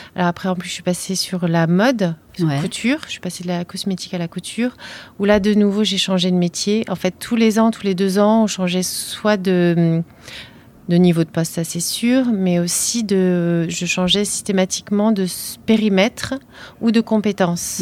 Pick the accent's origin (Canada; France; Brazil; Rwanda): France; northern Paris suburbs, Île-de-France; j'ai grandi euh, en banlieue parisienne, dans banlieue nord